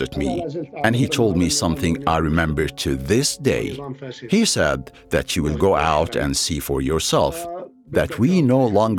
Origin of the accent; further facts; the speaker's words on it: Raqqa, Raqqa Governorate, Syria; also born or lived in Damascus; I was born in 1958 in Arraqa